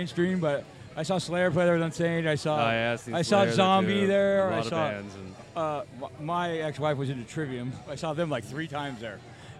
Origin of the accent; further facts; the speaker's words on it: Bay Area, California, United States; when I grew up in the Bay Area.